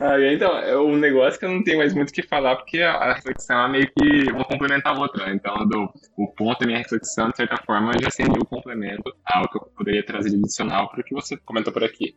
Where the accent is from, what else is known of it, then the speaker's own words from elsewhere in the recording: Maringá, Paraná, Brazil; now in Francisco Beltrão, Brazil; eu venho de Maringá, né, lá em Beltrão